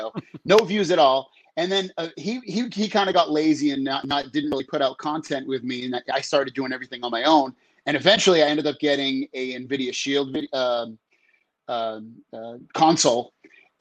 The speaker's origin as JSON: {"language": "English", "region": "Massachusetts", "country": "United States", "moved": "yes", "lives_now": "San Diego, United States", "said": "Been here since 2004. I'm from Massachusetts originally"}